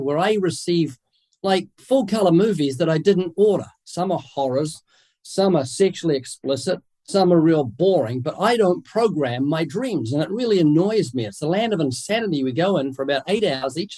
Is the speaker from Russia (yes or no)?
no; New Zealand; accent: New Zealand; moved away as an adult; now in United States; I'm originally from New Zealand. That's what the accent is. I was born there twice, came to the US about 33 years ago